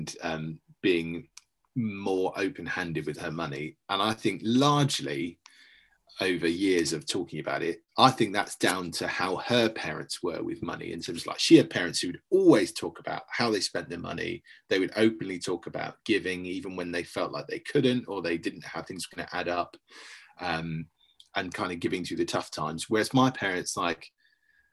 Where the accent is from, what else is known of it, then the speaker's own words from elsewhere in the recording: United Kingdom; we're British